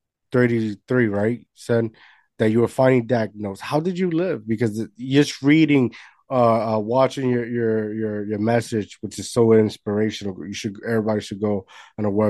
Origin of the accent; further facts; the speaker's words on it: Puerto Rico; moved away; I grew up in Puerto Rico and everything over there is like Monday through Friday